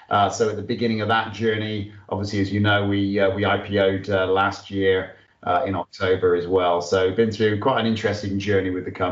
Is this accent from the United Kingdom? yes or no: yes; United Kingdom; moved away; also born or lived in Australia / Singapore; I'm actually British.